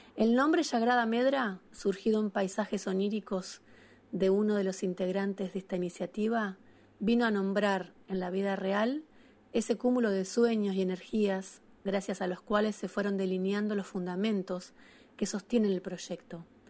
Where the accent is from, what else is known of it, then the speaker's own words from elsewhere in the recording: Concordia, Entre Ríos, Argentina; now in Uruguay; soy compositora de Concordia